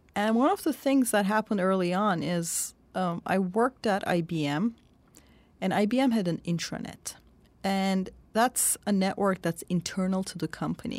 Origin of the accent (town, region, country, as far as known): Turkey; born or raised there; moved away